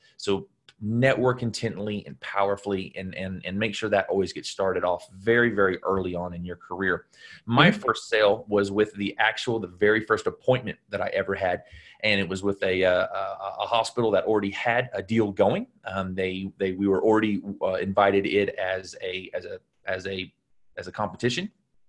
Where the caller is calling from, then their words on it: Los Angeles, California, United States; I'm dialing in from Los Angeles today.